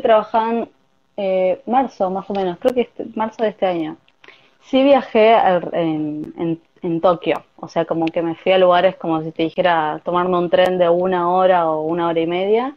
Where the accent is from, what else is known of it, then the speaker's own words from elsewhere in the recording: Avellaneda, Buenos Aires Province, Argentina; moved away as an adult; now in Tokyo, Japan; Soy de Buenos Aires, de Avellaneda, zona sur.